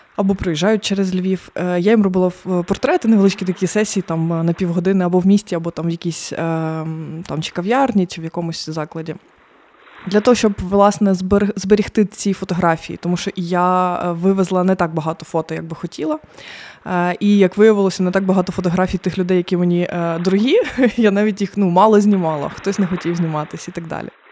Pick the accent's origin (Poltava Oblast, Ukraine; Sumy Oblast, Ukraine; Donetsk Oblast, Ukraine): Donetsk Oblast, Ukraine; Mariupol; moved away as an adult; now in Lviv, Ukraine; я з Маріуполя